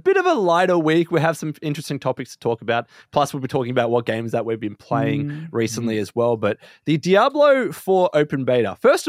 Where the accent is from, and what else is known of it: Australia